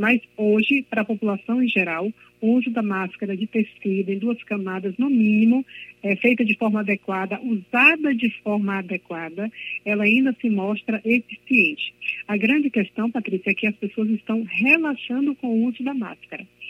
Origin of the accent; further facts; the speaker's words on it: Belém, Pará, Brazil; now in Bahia, Brazil; eu sou de Belém do Pará, mas eu vivo na Bahia há mais de 30 anos